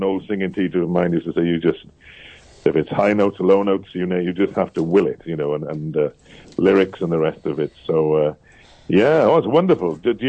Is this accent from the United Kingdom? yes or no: yes; Cardiff, Wales, United Kingdom; first language English; moved away as an adult; also born or lived in Haverford West, Wales; now in Haverfordwest, United Kingdom; I'm actually from Cardiff.